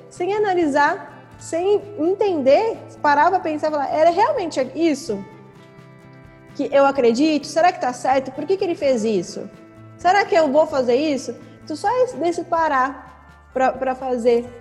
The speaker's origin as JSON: {"language": "Portuguese", "region": "São Paulo", "country": "Brazil", "moved": "as an adult", "lives_now": "Belo Horizonte, Brazil", "said": "Eu sou de São Paulo, vim pra cá pra trabalhar nele"}